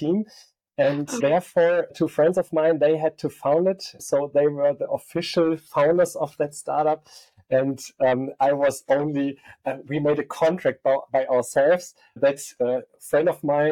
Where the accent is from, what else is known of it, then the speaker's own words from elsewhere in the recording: Aachen, North Rhine-Westphalia, Germany; also born or lived in Barcelona / Stuttgart; I'm coming from Aachen, a western town in Germany, the most western town in Germany. I studied here